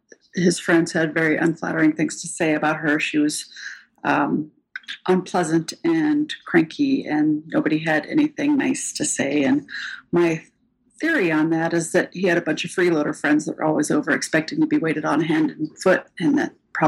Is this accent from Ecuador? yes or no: no; Germany; born there; My dad was in the Air Force, so we sort of lived all over the place, and I was born in Germany.